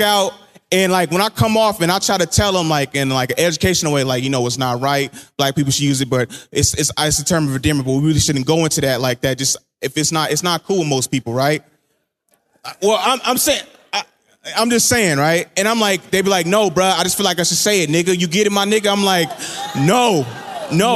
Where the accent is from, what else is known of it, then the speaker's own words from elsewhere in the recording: Richmond, California, United States; I'm from Richmond